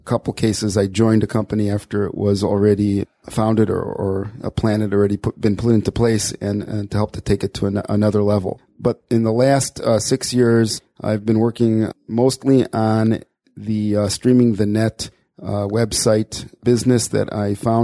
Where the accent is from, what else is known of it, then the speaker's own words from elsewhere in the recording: Chicago, Illinois, United States; moved away as an adult; now in Beit Shemesh, Israel; I was born in Chicago. I lived there my whole life until making Aliyah in 1994 with my wife